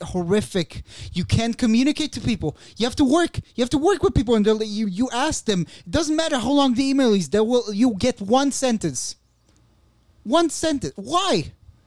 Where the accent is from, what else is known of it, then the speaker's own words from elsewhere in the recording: Israel; now in Berlin, Germany; the room knows I'm from Israel. Like, I'm a migrant, too